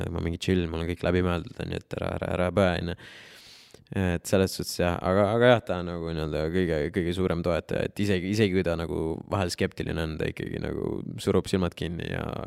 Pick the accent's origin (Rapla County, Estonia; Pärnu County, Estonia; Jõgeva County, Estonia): Jõgeva County, Estonia; Jõgeva; moved away; ma olen ise Jõgevalt pärit